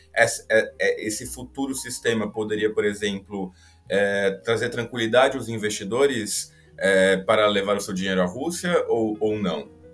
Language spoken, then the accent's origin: Portuguese; São Paulo, Brazil; eu sou de São Paulo, convivi muito, que são os armênios